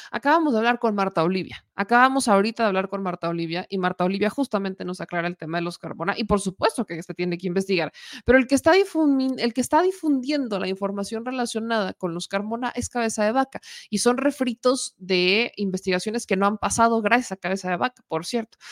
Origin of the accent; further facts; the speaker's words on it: Puebla, Mexico; uno como poblana